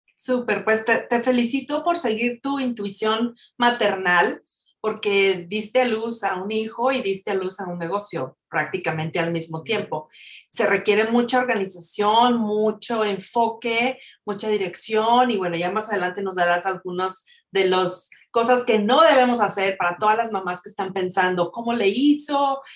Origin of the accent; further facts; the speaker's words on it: Mexico; moved away; Una de ellas es que somos mexicanas y otra es que estamos viviendo a distancia. Todos estamos lejos de nuestro México lindo y querido